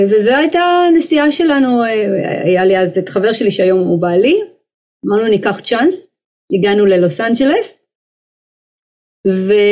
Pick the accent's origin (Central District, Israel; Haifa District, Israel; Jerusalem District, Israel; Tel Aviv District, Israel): Haifa District, Israel; Haifa; אני באה ממשפחה מאוד מוזיקלית, הסבא והסבתא שלי מצד אמי ניגנו גיטרה ומנדולינה, היו עושים לנו קונצרטים כאלה כשהיינו ילדים בחיפה